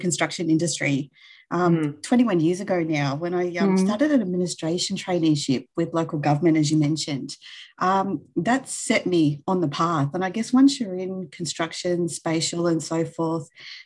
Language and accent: English; Melbourne, Victoria, Australia; Still in the West, but live a little bit further out, probably about half an hour away from where I grew up in Taylor's Lakes at the moment